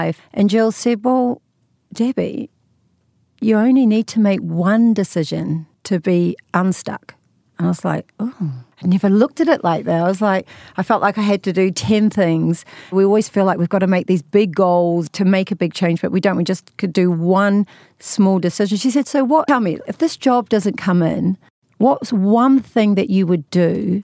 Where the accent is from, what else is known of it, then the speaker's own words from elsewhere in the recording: New Zealand; accent: New Zealand; moved away as an adult; also born or lived in London; now in Hollywood, United States; So you can tell by my accent, I'm from New Zealand. And I spent 20 years there and then another 23 years living in London.